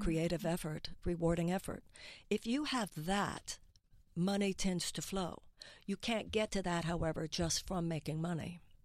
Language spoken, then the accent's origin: English; United States; as an American